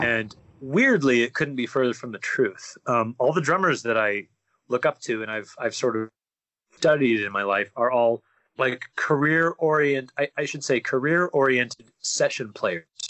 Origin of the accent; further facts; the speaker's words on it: near Salt Lake City, Utah, United States; moved away as an adult; now in California, United States; I grew up Mormon in Utah